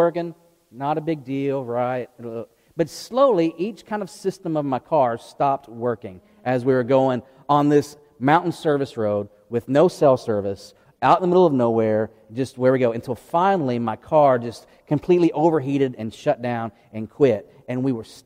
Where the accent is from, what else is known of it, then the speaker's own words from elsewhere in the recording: outside of Memphis, Tennessee, United States; now in East Tennessee, United States; I grew up outside of Memphis, and so I like real barbecue, not vinegar soup